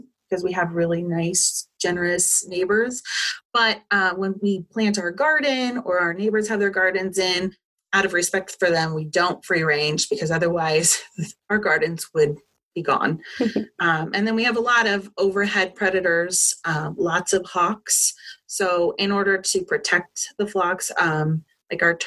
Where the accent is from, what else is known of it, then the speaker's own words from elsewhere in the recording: Southern California, United States; moved away as an adult; now in Ohio, United States; I was born and raised in Southern California and lived in a big city of 300,000 people until 6 years ago